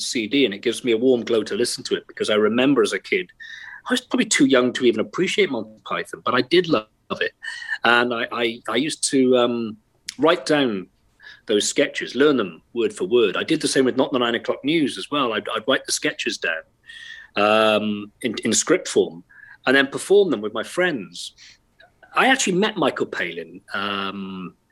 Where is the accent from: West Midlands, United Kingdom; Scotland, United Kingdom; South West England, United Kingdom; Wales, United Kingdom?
Wales, United Kingdom; accent: Welsh; Born and bred, yeah. Of Irish extraction, if that matters at all. Yes, I was. Born and raised here